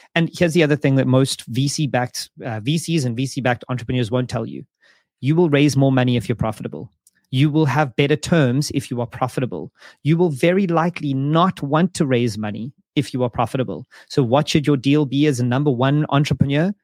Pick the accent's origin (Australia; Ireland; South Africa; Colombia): South Africa; moved away; South Africa as an example, it's my home country